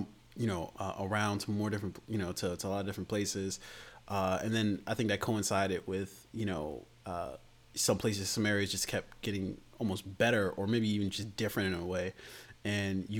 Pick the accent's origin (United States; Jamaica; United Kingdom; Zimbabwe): United States; Columbia, Maryland; I grew up mostly in Columbia